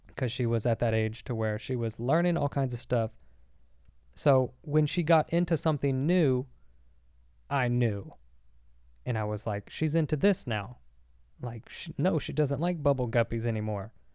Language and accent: English; Arkansas, United States; moved away; I was in Arkansas the whole time, and I grew up in Arkansas